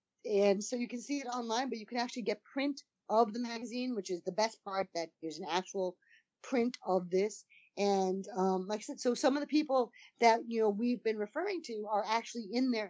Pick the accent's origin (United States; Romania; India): United States; East Coast; I'm from the East Coast